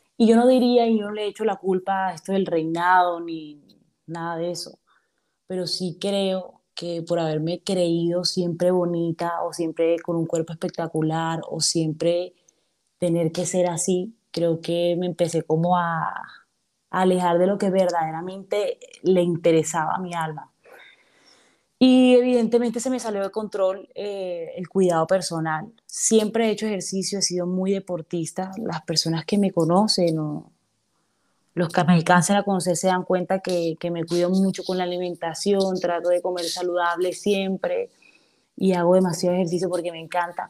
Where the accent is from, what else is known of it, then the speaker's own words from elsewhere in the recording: Cartagena, Bolívar, Colombia; moved away as an adult; soy una cartagenera eh, de pies a cabeza. Amo, amo mi ciudad